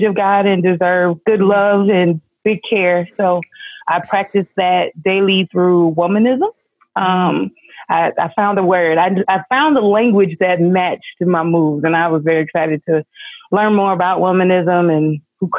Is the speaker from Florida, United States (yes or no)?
yes; Pensacola, Florida, United States; I'm from the good old South, Pensacola, Florida, which is South Alabama